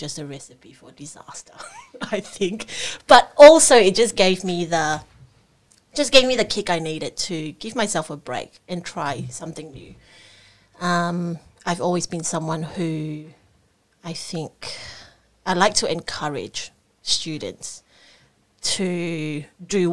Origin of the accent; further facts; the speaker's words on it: Singapore; now in Australia; I grew up in Singapore